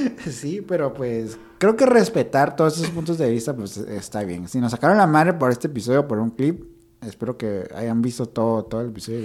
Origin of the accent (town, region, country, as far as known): Guatemala